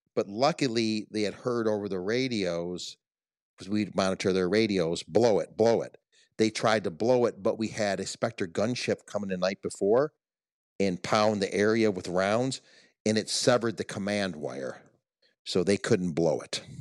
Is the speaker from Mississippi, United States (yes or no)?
no; Detroit, Michigan, United States; growing up in Detroit